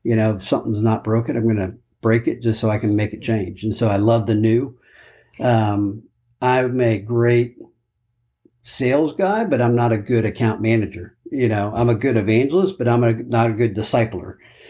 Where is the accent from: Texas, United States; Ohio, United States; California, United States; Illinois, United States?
Texas, United States; Austin; And as I kind of referenced, grew up in Austin, but before that, my dad was an Air Force officer. And so moved literally every 18